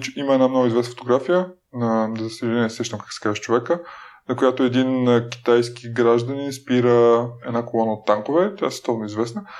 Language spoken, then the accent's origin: Bulgarian; Dobrich, Dobrich Province, Bulgaria; аз съм роден в Добрич